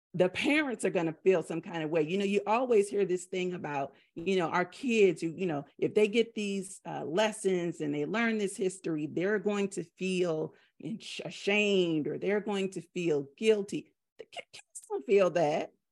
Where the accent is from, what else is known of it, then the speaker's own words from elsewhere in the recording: the South, United States; I'm from the South.